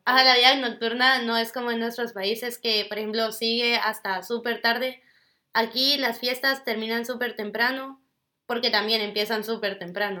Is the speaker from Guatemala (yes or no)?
yes; Guatemala; now in Singapore; de Guatemala